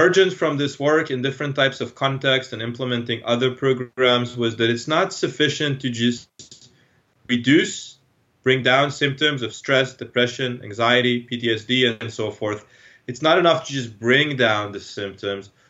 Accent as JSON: {"language": "English", "country": "Israel", "tie": "born or raised there", "moved": "yes", "said": "I'm from Israel originally. So I grew up in Israel."}